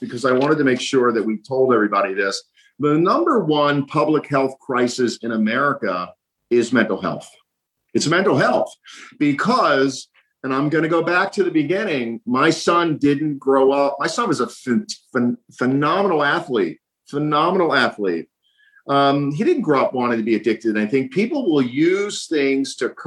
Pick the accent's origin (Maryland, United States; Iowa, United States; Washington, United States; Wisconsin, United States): Maryland, United States; Baltimore; I was running the streets of Baltimore as a latchkey kid